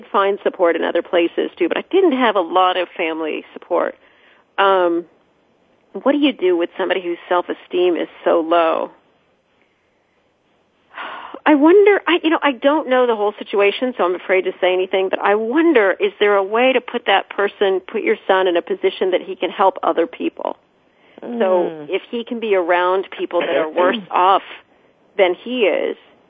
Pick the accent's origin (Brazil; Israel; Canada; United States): United States; also born or lived in Oxford, England; being Americans